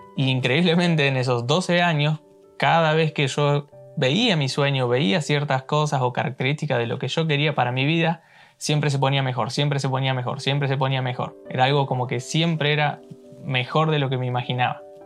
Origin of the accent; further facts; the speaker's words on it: Argentina; moved away as an adult; now in New York, United States; yo nací en Argentina y ahora estoy viviendo acá en Nueva York.